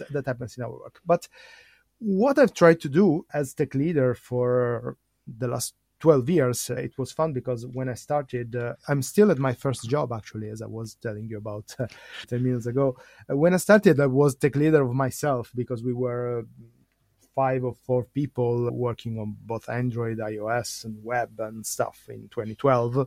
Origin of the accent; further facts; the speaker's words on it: Italy; I'm from Italy.